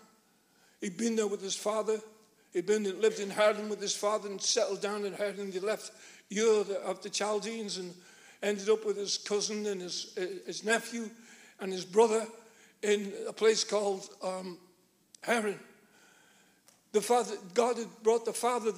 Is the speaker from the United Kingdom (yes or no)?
yes; Liverpool, North West England, United Kingdom; Born and bred in Liverpool